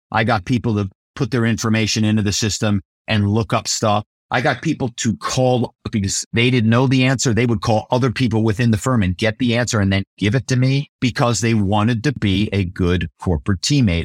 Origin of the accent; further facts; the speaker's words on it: Philadelphia, Pennsylvania, United States; moved away as an adult; also born or lived in New York; I come from Philadelphia, and my family is very well known in the automobile business